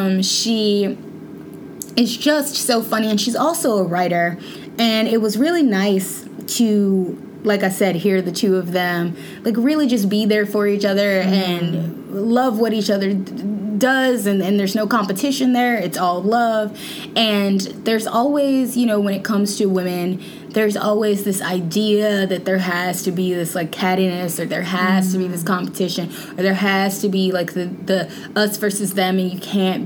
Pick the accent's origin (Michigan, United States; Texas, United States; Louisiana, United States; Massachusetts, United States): Louisiana, United States; Shreveport; I'm from Shreveport, Louisiana, as you know, and they used to call like the area that I'm from like Southern Oklahoma